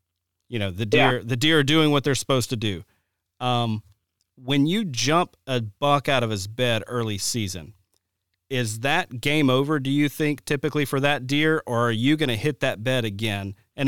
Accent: Alabama, United States; now in Wisconsin, United States; when I first moved to Wisconsin, it was amazing. You know, growing up in Alabama, it was like, man, it's really tough to find beds and bedding in general

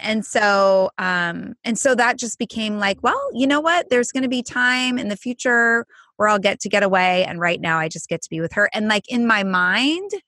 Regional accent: Southern California, United States; I grew up in Southern California

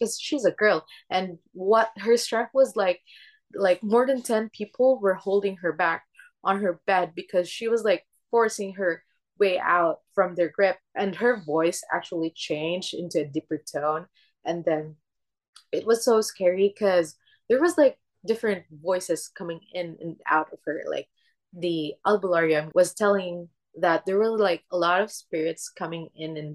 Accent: Philippines; born or raised there; English is a second language; moved away

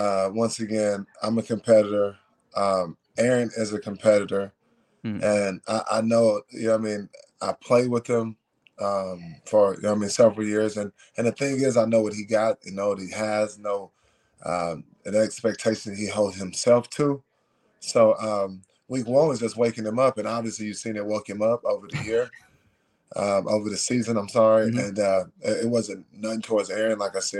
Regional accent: Austin, Texas, United States; It was freaking different, especially coming from a big city like Austin, Texas, whereas, city life, it's The motto there is keep it weird.

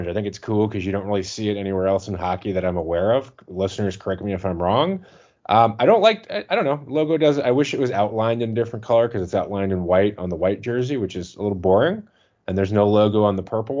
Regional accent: Jacksonville, Florida, United States; moved away; I'm a Floridian originally, and I'm originally from Jacksonville, which is about 2.5-3 hours from Orlando.

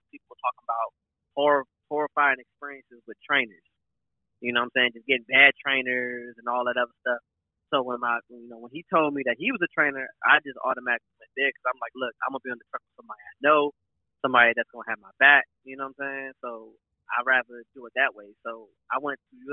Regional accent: Maryland, United States; I grew up in Maryland right outside of D.C., like 15 minutes outside of D.C.

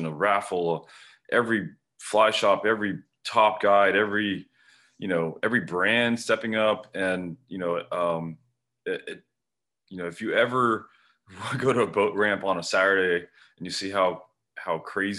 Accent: Kendall, Florida, United States; I grew up in Kendall, which is a suburb of Miami, and spent all my life, all my young life before I had access to boats, you know, at every canal and lake in Miami.

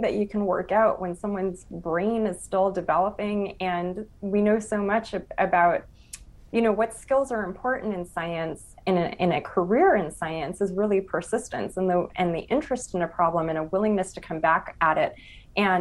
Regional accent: Los Angeles, California, United States; I'm from East Los Angeles

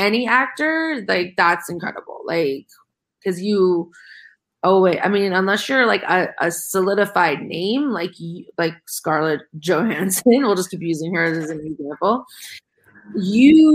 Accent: Ohio, United States; I'm from Ohio

